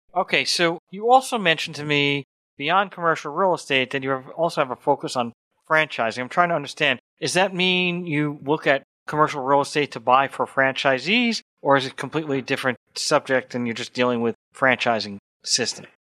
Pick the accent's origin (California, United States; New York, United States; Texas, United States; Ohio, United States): New York, United States; I grew up in New York